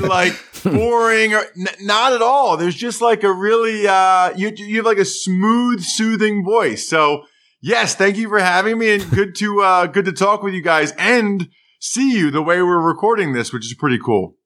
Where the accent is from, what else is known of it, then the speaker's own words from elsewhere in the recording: Pennsylvania, United States; like every kid in Pennsylvania